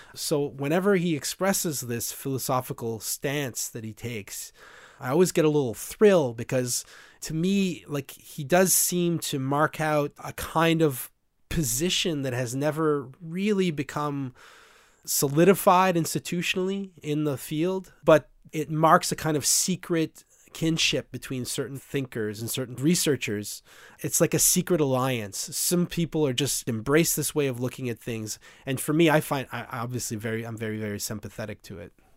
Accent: Vanier, Ontario, Canada; I was raised in Vanier

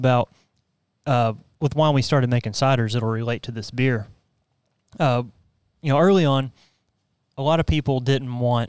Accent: Sheridan, Arkansas, United States; where I grew up in Sheridan.

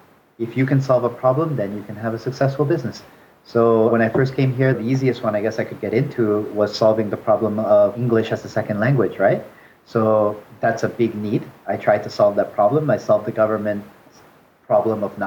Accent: Canada; moved away as an adult; also born or lived in China; now in Seoul, South Korea; I grew up in Canada

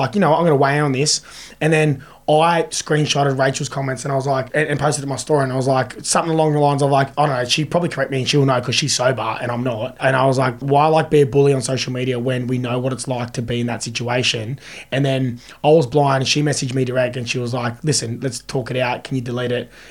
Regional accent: Sydney, New South Wales, Australia; I'm from Rose Bay

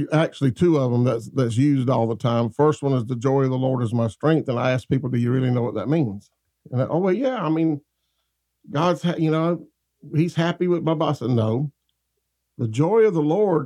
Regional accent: Lake City, Florida, United States; accent: North Florida; It's North Florida English. I literally live on Gum Swamp Road. Gum Swamp Road, and it's a swamp, and I grew up out there, so my accent is not a put-on

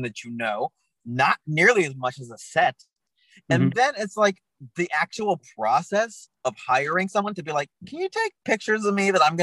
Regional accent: Tucson, Arizona, United States; moved away as an adult; now in Los Angeles, United States; I'm from Tucson, Arizona

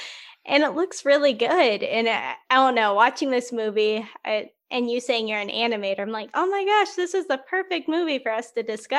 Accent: United States; As an American

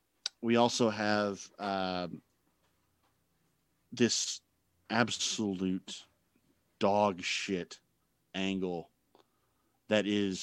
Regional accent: Scotland, United Kingdom; I'm sorry, I'm Scottish.

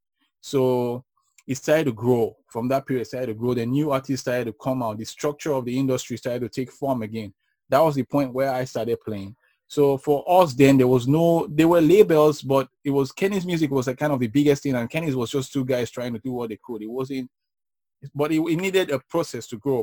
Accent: Benin City, Edo, Nigeria; growing up in Benin was fun

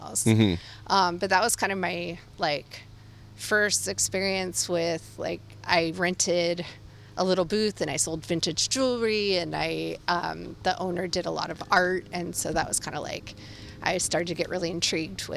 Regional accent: Santa Rosa, California, United States; also born or lived in San Francisco; So, I grew up in Santa Rosa. That's where I was born.

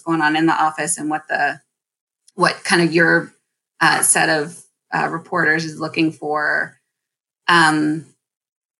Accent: Philadelphia, Pennsylvania, United States; moved away as an adult; also born or lived in Washington, D.C.; I'm from Philadelphia. I grew up in Philadelphia.

